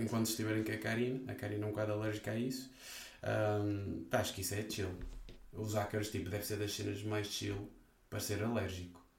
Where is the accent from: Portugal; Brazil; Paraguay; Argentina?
Portugal; North; exteriormente eu posso ser de norte